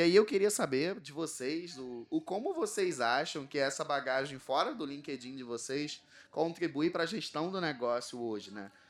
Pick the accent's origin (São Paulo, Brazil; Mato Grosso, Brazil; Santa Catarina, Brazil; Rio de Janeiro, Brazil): Rio de Janeiro, Brazil; accent: carioca; Vocês já entenderam pelo sotaque que eu sou do Rio de Janeiro. Eu vim de uma comunidade do Rio chamada Santa Maria